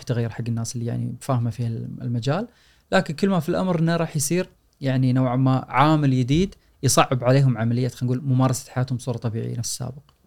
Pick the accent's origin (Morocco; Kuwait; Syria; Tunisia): Kuwait; عندنا بالكويت